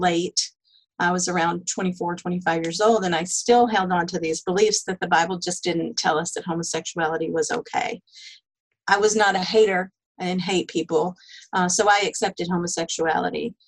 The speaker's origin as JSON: {"language": "English", "region": "Texas", "country": "United States", "tie": "born or raised there", "said": "I grew up in the South, in Texas"}